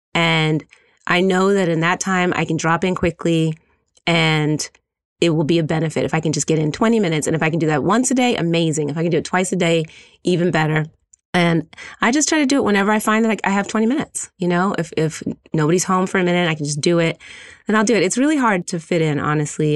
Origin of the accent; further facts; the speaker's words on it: Philadelphia, Pennsylvania, United States; moved away; also born or lived in Brooklyn, New York; I'm from Philadelphia